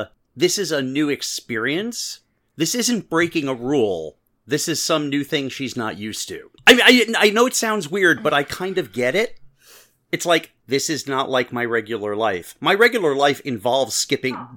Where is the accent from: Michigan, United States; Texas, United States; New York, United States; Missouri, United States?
New York, United States; I grew up in New York